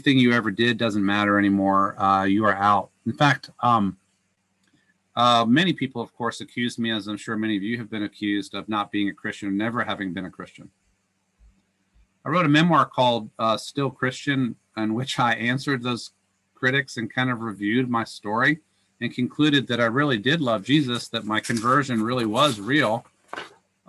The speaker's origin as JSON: {"language": "English", "region": "Northern Virginia", "country": "United States", "tie": "born or raised there", "said": "I grew up Catholic in Northern Virginia, where I was raised"}